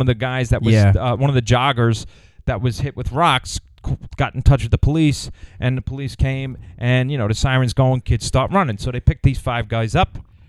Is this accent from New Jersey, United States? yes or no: no; Long Island, New York, United States; I grew up on Long Island